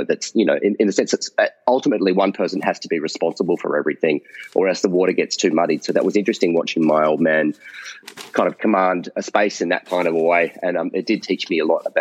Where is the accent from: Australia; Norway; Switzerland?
Australia; growing up in Australia